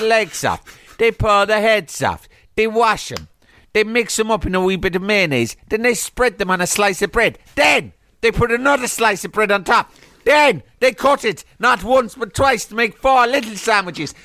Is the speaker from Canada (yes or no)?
no; Cork, Munster, Ireland; I'm from Cork.